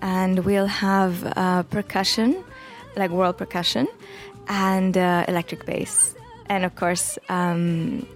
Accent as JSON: {"language": "English", "country": "Jordan", "tie": "born or raised there", "moved": "yes", "lives_now": "United States", "said": "growing up in Jordan"}